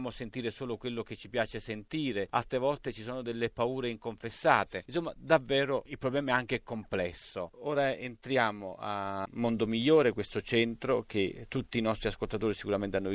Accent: Northampton, East Midlands, United Kingdom; now in Italy; Io sono nato a Northampton, grazie a questo passaggio anche noi siamo frutto dell'immigrazione.

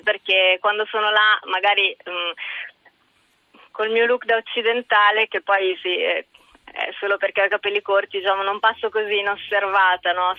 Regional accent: Italy; essendo nata e cresciuta in Italia, mi sento molto italiana

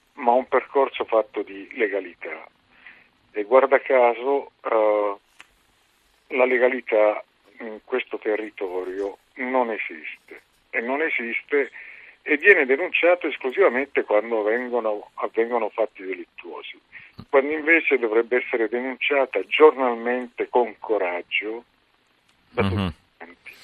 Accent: Calabria, Italy; now in Arcore, Italy; da calabrese, immigrato

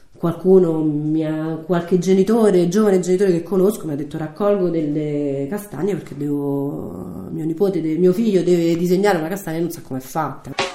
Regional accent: Rome, Lazio, Italy; moved away as an adult; also born or lived in Perugia; now in Ronciglione, Italy; sono nata a Roma, ho 37 anni

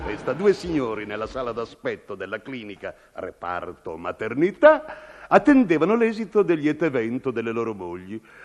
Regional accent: Sanremo, Liguria, Italy; io sono nato intanto a San Remo

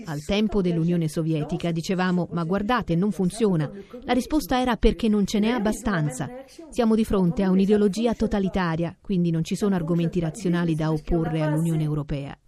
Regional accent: France; io sono euh, europea perché sono francese

